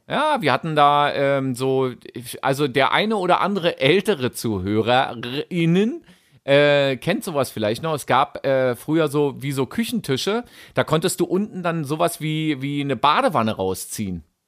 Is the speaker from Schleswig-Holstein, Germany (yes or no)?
no; Berlin, Germany; Ich bin ja auch an der Spree geboren. Berlin-Mitte-Boy.